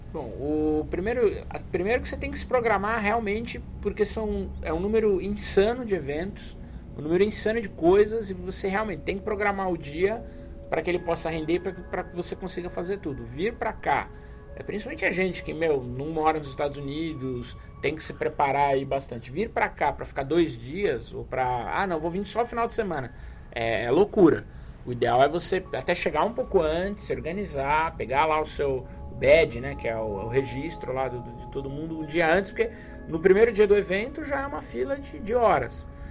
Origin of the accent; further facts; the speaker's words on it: Brazil; vim do Brasil, é minha primeira vez aqui.